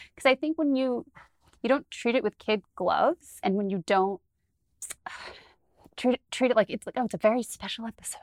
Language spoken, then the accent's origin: English; New Jersey, United States; I'm from New Jersey.